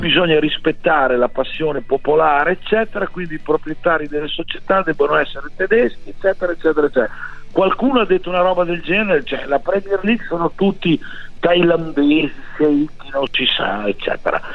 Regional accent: Sassuolo, Emilia-Romagna, Italy; Noi di Sassuolo

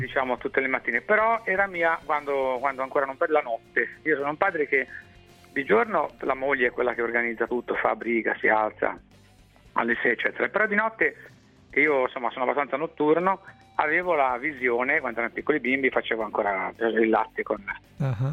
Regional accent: Liguria, Italy; da Tirchio, da Oma, da Ligure, da Pelandrone

